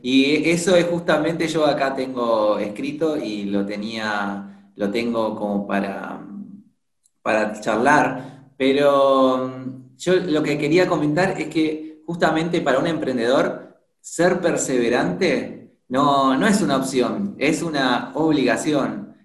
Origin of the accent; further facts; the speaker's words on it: Buenos Aires, Argentina; soy de, Argentina, de Buenos Aires